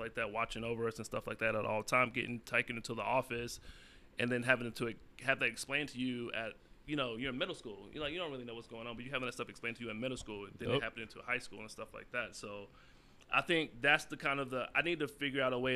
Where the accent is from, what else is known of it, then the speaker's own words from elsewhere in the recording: North Carolina, United States; moved away; growing up in the South, back in North Carolina